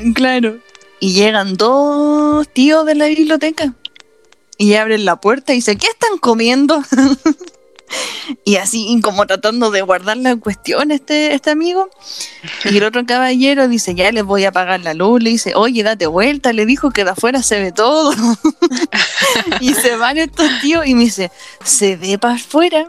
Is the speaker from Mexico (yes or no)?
no; Chile